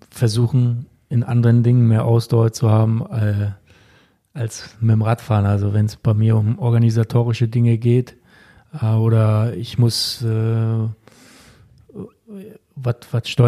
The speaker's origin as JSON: {"language": "German", "town": "Kritzmow", "region": "Mecklenburg-Vorpommern", "country": "Germany", "said": "Bei FSV Kritzmo, da wo ich herkomme."}